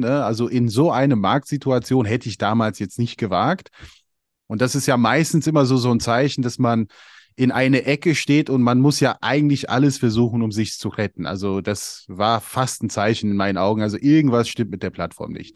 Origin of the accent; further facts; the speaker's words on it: United States; now in Europe; ich bin ja in den USA aufgewachsen